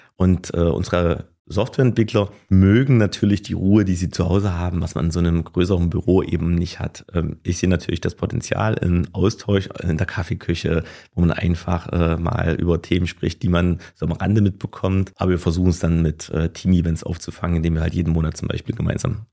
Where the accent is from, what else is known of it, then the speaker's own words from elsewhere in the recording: Gera, Thuringia, Germany; bin Urgerer, ähm, bin hier geboren, habe hier die ganze Zeit gelebt, war nie wirklich weg.